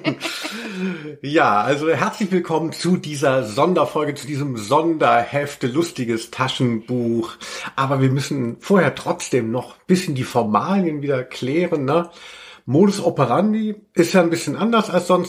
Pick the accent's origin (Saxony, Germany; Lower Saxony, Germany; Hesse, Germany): Hesse, Germany; a village near Hanau; auf dem Dorf, wo ich herkomme, also in, die Schule war in Hanau